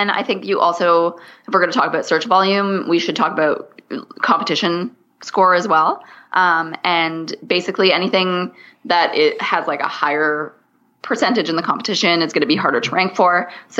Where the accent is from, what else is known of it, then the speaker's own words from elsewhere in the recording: Canada; So I'm Canadian. So I say niche.